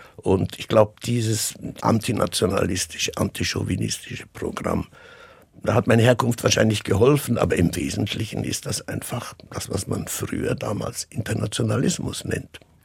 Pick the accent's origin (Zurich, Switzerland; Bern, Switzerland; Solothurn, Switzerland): Zurich, Switzerland; meine Heimat in dem Sinne ganz persönlich ist, ist Zürich, ist die Schweiz.